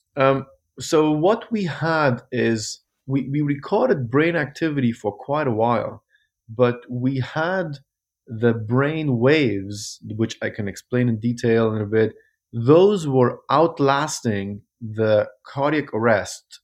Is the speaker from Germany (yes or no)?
yes; Germany; moved away as an adult; also born or lived in Kabul, Afghanistan / Zurich, Switzerland / Vancouver, Canada / Toronto, Canada; now in Louisville, United States; I grew up in Germany